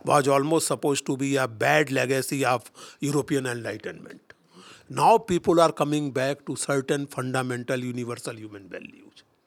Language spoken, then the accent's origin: English; India; We are angry with multinationals as Indians